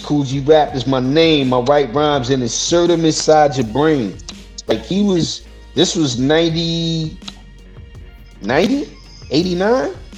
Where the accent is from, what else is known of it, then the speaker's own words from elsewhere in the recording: New York City, New York, United States; I'm from Brooklyn and I'm from Queens, man. Come on, I'm from New York